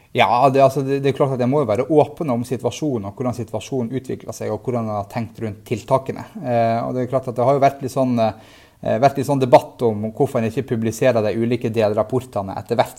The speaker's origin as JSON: {"language": "Norwegian", "town": "Tromsø", "region": "Troms", "country": "Norway", "tie": "born or raised there", "said": "i Tromsø, i, i, min hjemby"}